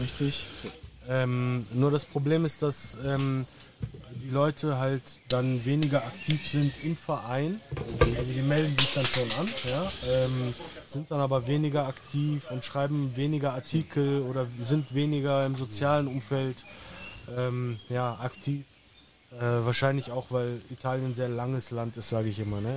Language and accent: German; Germany; wir Deutschen